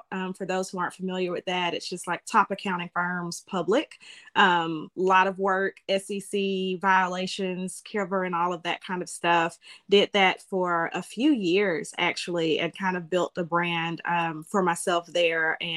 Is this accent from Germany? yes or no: yes; Germany; born there; and he actually got out a little bit after I was born, but I was born in Germany.